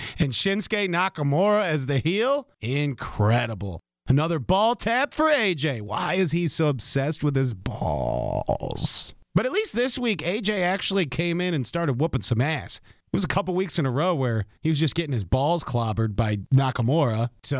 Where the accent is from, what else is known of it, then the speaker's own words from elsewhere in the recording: Detroit, Michigan, United States; also born or lived in New York / Philadelphia / Indianapolis / Fresno; I'm from Detroit, New York, Philadelphia, Indy. I did live in California for like a year, but it was Fresno, California, not like California, California.